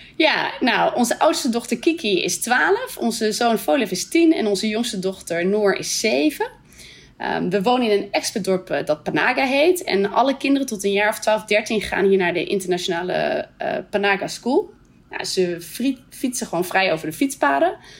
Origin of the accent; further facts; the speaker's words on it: Netherlands; moved away as an adult; also born or lived in Canada / Scotland; now in Brunei; verhuizen we terug naar Nederland.